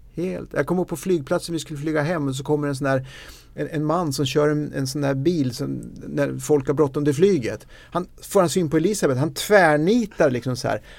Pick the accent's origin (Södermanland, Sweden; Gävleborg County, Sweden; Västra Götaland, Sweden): Södermanland, Sweden; Eskilstuna; jag kommer från Eskilstuna